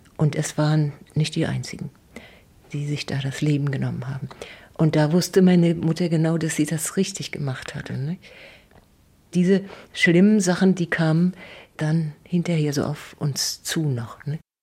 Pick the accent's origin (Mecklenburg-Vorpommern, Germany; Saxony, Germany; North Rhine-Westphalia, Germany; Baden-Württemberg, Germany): Mecklenburg-Vorpommern, Germany; Neustrelitz; in Strelitz im Pfarrhaus geboren.